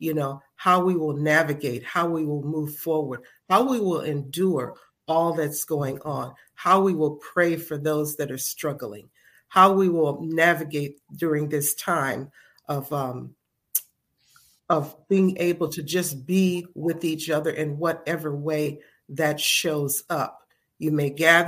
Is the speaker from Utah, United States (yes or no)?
no; Chicago, Illinois, United States; now in Philadelphia, United States; I am originally from Chicago, Illinois, but I have been in Philadelphia since 1974.